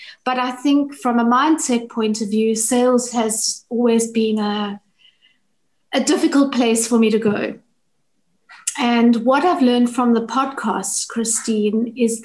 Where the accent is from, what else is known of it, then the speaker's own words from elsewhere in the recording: South Africa; I'm from South Africa.